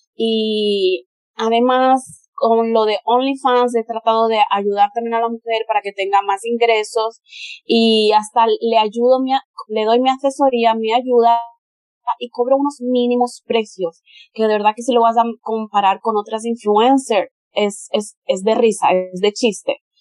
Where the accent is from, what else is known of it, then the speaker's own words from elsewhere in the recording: Spain; first language Spanish; moved away as an adult; also born or lived in Brazil; desde que yo nací en Brasil, mi madre me llevó a España, entonces empecé la escuela y toda la cosa en España desde que yo era un bebé